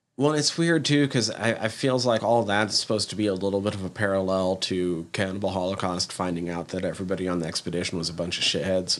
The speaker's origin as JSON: {"language": "English", "country": "United States", "said": "as an American"}